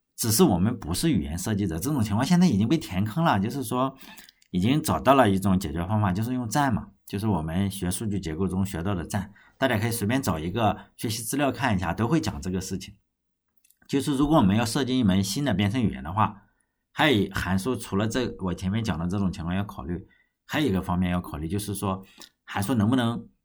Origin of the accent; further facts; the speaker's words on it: China; 我们中国人